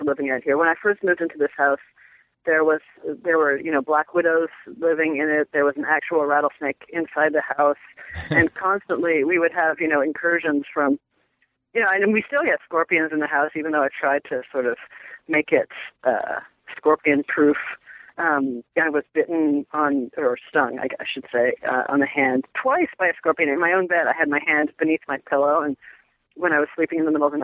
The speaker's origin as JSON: {"language": "English", "town": "Toronto", "region": "Ontario", "country": "Canada", "tie": "born or raised there", "also_born_or_lived": "Boston / New York City / Los Angeles / Berlin", "moved": "yes", "lives_now": "United States", "said": "I grew up in Toronto"}